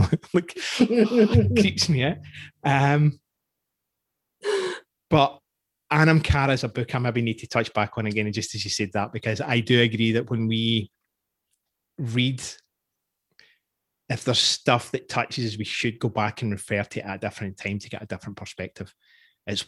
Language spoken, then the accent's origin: English; Scotland, United Kingdom; now in Canada; I'm Scottish